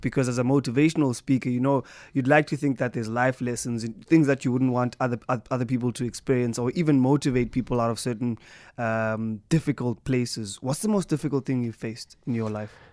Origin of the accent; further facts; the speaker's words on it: East London, Eastern Cape, South Africa; East London, my hometown